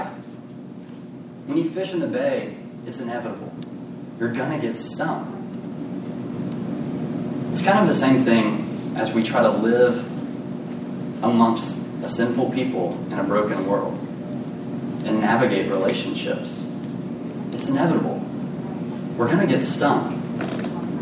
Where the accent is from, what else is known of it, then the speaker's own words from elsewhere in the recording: Birmingham, Alabama, United States; now in Jonesboro, United States; I grew up in Birmingham, Alabama, so we were a little closer to the beach than we are now in Jonesboro